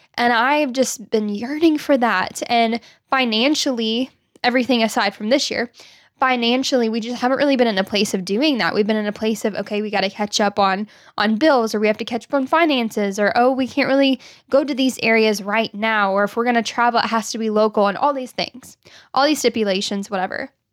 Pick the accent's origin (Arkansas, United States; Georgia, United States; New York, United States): Arkansas, United States; growing up in Arkansas